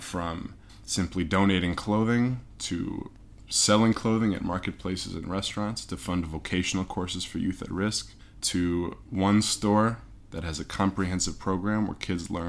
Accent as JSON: {"language": "English", "town": "Evanston", "region": "Illinois", "country": "United States", "tie": "born or raised there", "said": "I grew up in Chicago, right outside of Chicago, in a place called Evanston, Illinois"}